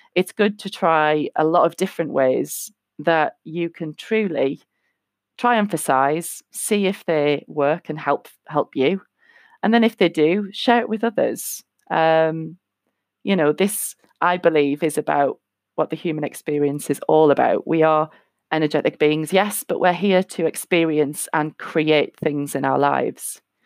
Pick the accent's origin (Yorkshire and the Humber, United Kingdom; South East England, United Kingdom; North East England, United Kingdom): North East England, United Kingdom; moved away; I'm from England, uh, currently living in the Northeast, um, where I originally am from, just moved back here a year and a half ago.